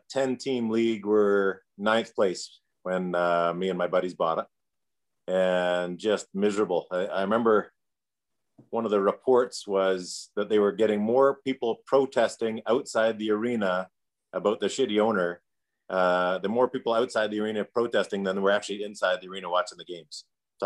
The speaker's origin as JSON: {"language": "English", "town": "Calgary", "region": "Alberta", "country": "Canada", "tie": "born or raised there", "also_born_or_lived": "Edmonton, Alberta", "said": "technically I was born there, but I came to Calgary when I was 3 months old. It does not count. I'm a Calgarian."}